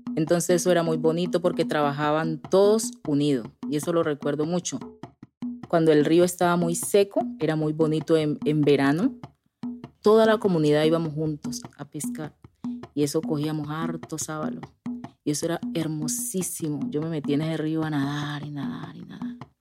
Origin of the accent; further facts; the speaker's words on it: Guapi, Cauca, Colombia; moved away; Yo soy del Pacífico, yo andaba descalza, yo en algunas veces le ayudé a sembrar arroz a mis papás